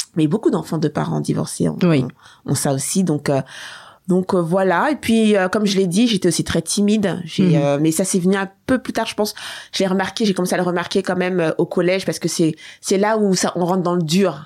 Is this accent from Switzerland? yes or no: no; France; also born or lived in Seine-Saint-Denis (93); je suis née en France en 78